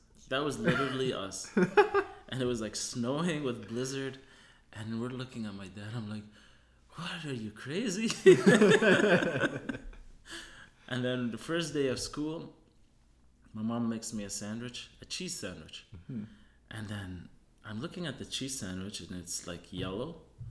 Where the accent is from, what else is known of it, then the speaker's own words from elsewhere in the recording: Tunisia; also born or lived in Germany; I was born in Germany, and my father studied dairy and cheese making in Germany and Switzerland, and then went to North Africa in Tunisia, where we had our own cheese factory.